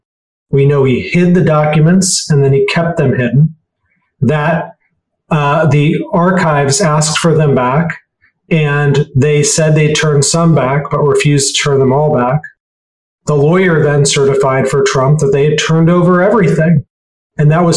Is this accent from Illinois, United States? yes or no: yes; Chicago, Illinois, United States; I grew up in Chicago